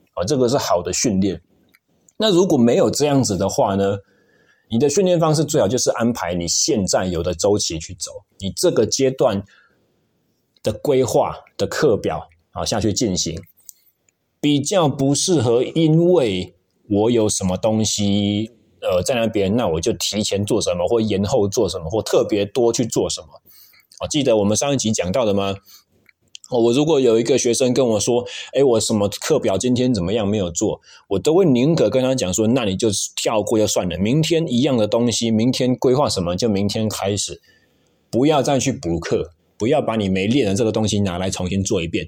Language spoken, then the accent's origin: Chinese; Taichung, Taiwan; moved away; 像我就是台中人嘛